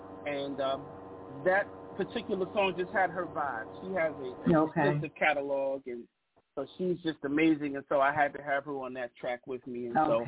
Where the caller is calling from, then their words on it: Bowie, Maryland, United States; Well, I'm calling from Bowie, Maryland, which is, I guess, 15 to 20 minutes outside of Washington, D.C.